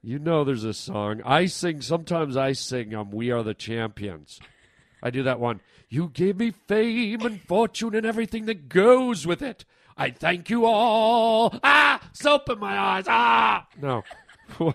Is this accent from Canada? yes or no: yes; Canada; I'm Canadian